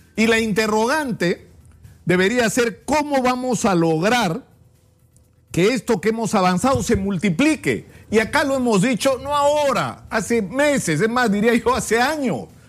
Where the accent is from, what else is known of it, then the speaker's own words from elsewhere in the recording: Peru; como peruanos